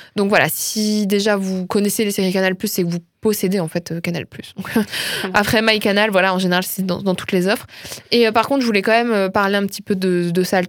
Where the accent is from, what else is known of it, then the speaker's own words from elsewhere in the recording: France; je suis une bonne française qui se respecte